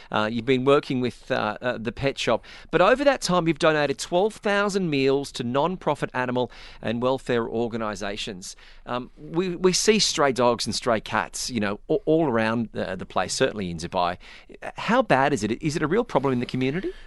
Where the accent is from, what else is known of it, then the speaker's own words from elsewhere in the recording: Australia; moved away; growing up in Australia